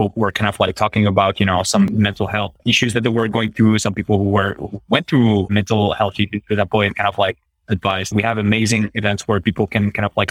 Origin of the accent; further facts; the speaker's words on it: Paris, Île-de-France, France; I'm French, right? But I'm from Paris. And I'm from like a specific district within, you know, within Paris, the 18th district